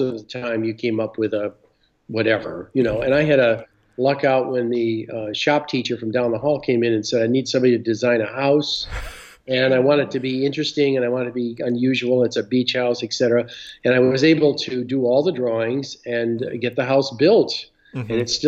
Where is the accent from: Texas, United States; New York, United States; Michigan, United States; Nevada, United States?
Michigan, United States; I'm from Michigan, yeah.